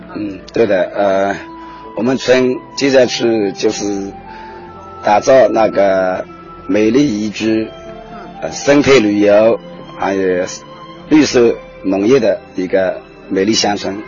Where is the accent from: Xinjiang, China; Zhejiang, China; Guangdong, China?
Zhejiang, China; Yuhuan; 我是七三里出生的，嗯。这，这个三里。三里，我们三里是也是玉华的一个东部，嗯。也是靠近东海的。我们村就靠近东海